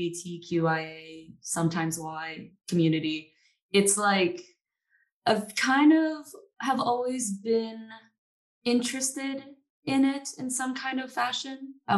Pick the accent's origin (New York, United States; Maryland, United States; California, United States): Maryland, United States; also born or lived in Tampa; now in Austin, United States; I live in Austin, Texas as of right now. And I am originally from Maryland. That's where I met Stuart, actually. We went to high school together.